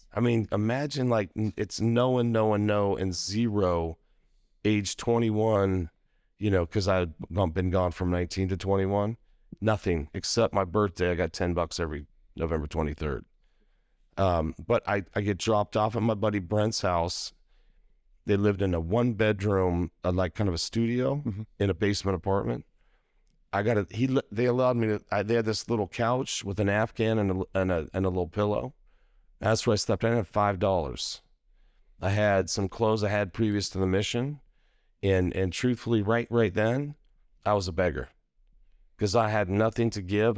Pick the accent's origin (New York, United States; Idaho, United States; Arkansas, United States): Idaho, United States; Idaho Falls; moved away as an adult; also born or lived in Utah; I grew up in Idaho Falls, Idaho.